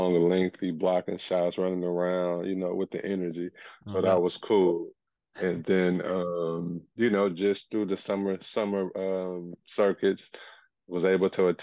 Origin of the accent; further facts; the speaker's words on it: Edmond, Oklahoma, United States; moved away; born and raised in Edmond, Oklahoma. I'm Nigerian. Parents came over in the 80s